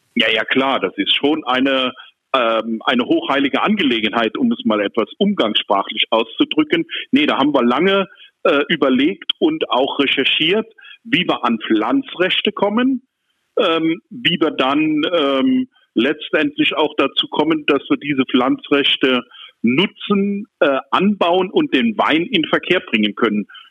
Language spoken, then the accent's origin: German; Rhineland-Palatinate, Germany; now in Neuwied, Germany; aus meiner Heimat von der Mosel